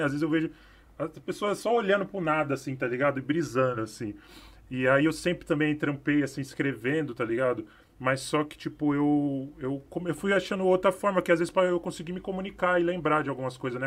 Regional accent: São Paulo, Brazil; eu sou do Capão

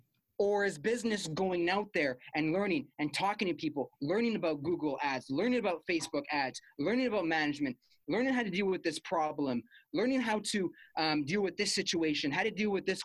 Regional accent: Montreal, Quebec, Canada; moved away as an adult; now in Ottawa, Canada; I'm from Montreal

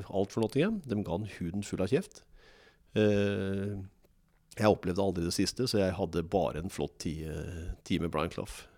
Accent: Moss, Østfold, Norway; also born or lived in England / Germany; jeg er ekte mossing. Jeg liker Moss, og jeg trives i Moss. Her har jeg både venner og familie, så dette er, dette er byen i mitt liv.

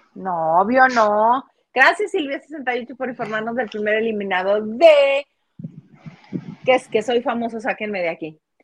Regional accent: northern Mexico, Mexico; yo soy norteño y lo viví mucho tiempo

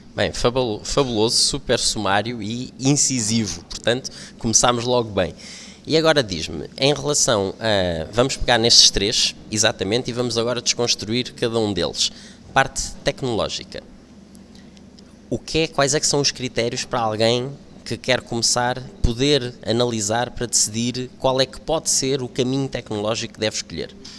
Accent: Lisbon, Portugal; eu sou de Lisboa

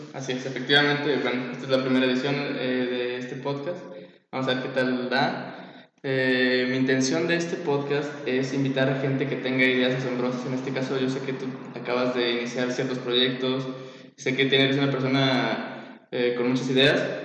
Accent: Zacatecas, Mexico; Soy un joven zacatecano interesado en todo tipo de proyectos.

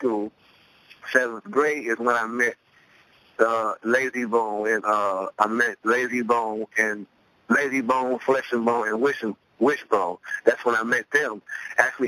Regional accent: Cleveland, Ohio, United States; I grew up in Cleveland, Ohio, the east side of Cleveland, Ohio

